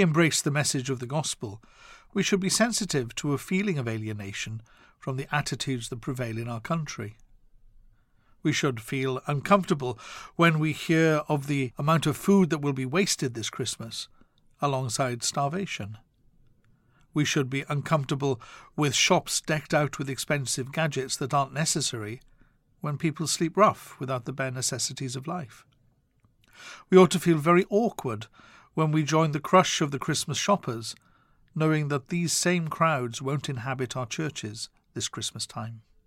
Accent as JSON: {"language": "English", "region": "Wales", "country": "United Kingdom", "tie": "born or raised there", "said": "my home country of Wales"}